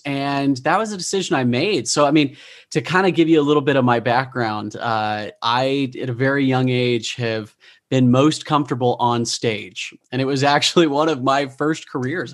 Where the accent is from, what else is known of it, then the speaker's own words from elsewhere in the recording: Utah, United States; I grew up in Utah. I am a product of the bubble